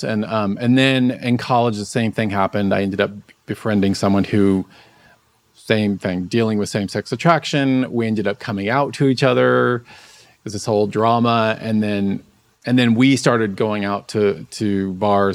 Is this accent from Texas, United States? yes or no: yes; Dallas, Texas, United States; I grew up in Dallas, Texas